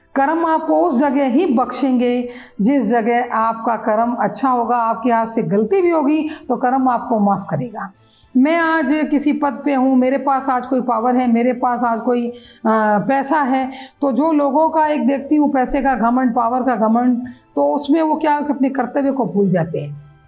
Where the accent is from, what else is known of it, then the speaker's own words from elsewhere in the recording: Jaisalmer, Rajasthan, India; moved away as an adult; now in Udaipur, India; मैं जैसलमेर की रहने वाली हूँ